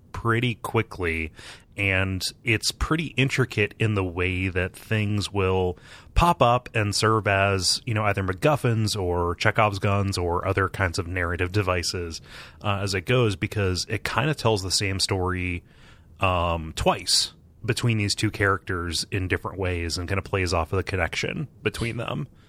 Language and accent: English; Midwest, United States; growing up in the Midwest